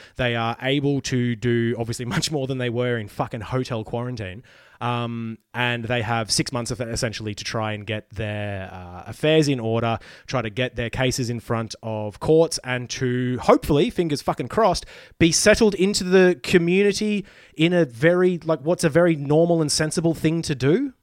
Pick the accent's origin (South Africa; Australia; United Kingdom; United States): Australia; Queensland; moved away as an adult; now in Melbourne, Australia; I am secretly a Queenslander. I moved out of there, you know, early twenties to come to Melbourne